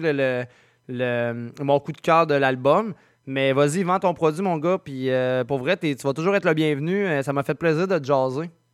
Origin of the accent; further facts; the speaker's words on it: Saint-Nicolas, Quebec, Canada; also born or lived in Sainte-Marie-de-Beauce; now in Saint-Narcisse, Canada; je suis natif de Saint-Nicolas